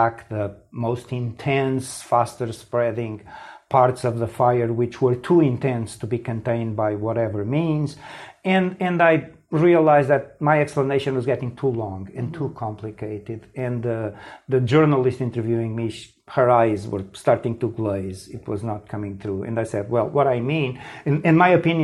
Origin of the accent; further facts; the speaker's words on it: Portugal; I grew up in Portugal. I was a teenager here in the mid 1970s